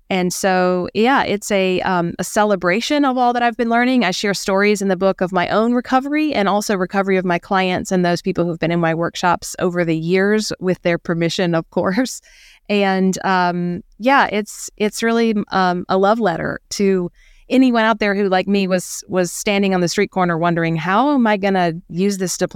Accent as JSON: {"language": "English", "region": "rural South Carolina", "country": "United States", "tie": "born or raised there", "said": "we had this historic home in rural south carolina"}